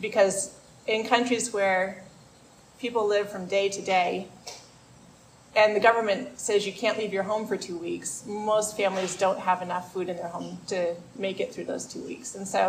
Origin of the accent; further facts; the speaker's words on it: Maine, United States; I'm from Maine